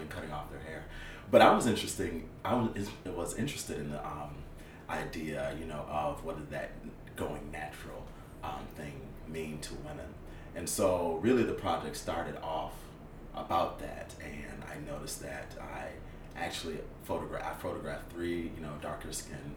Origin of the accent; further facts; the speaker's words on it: Rochester, New York, United States; moved away as an adult; now in Atlanta, United States; I'm from Rochester, New York. But I traveled to the South for school